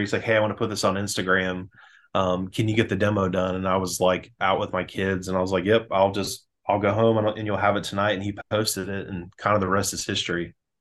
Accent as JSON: {"language": "English", "town": "Winter Springs", "region": "Florida", "country": "United States", "tie": "born or raised there", "said": "I grew up in a town called uh, Winter Springs, Florida"}